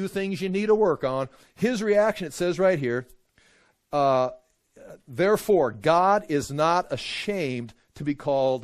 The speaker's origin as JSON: {"language": "English", "country": "United States", "said": "I'm an American"}